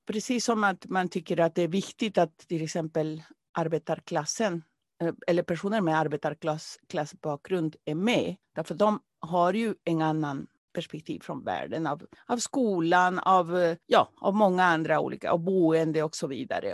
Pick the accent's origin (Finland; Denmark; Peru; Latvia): Peru; now in Sweden; jag kommer från Peru från början